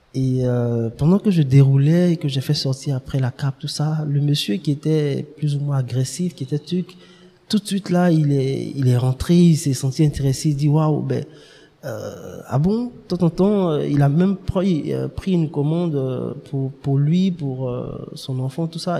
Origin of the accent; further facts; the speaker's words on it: Abidjan, Côte d’Ivoire; also born or lived in Dimbokro / Yamoussoukro / Toumodi; nous sommes venus à Abidjan, à depuis 95 euh, où j'ai fait pratiquement tout mon, mon cursus jusqu'à la classe de BTS.